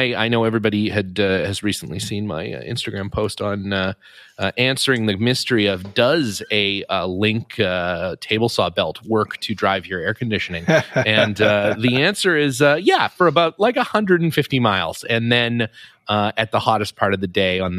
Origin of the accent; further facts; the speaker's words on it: Canmore, Alberta, Canada; growing up in Canmore